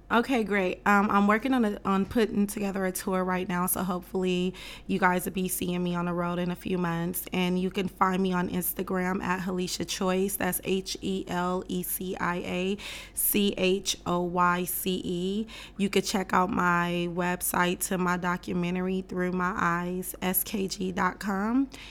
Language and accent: English; West Coast, United States; I'm from the West Coast culture, so my idols growing up was like …, …, …, …